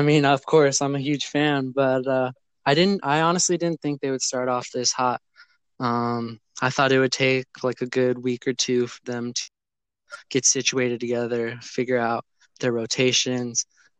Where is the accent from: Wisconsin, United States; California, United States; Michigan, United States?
California, United States; San Diego; I'm from San Diego, California.